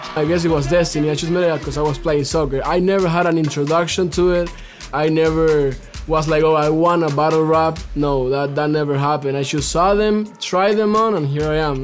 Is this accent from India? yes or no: no; Cuba; now in United States; I'm native from Cuba